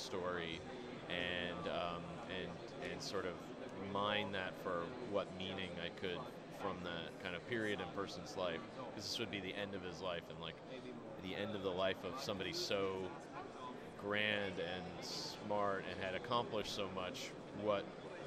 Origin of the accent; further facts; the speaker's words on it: United States; I'm an American animator